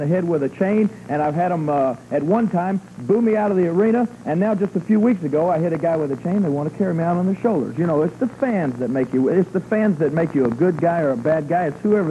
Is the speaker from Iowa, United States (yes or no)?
no; Memphis, Tennessee, United States; I'm from Memphis